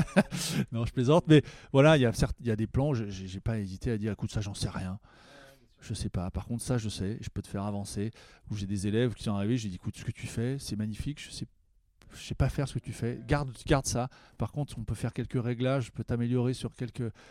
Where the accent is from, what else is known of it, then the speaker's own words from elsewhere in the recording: Herblay-sur-Seine, Île-de-France, France; je viens d'Herblay, euh, une ville qui s'appelle Herblay-sur-Seine maintenant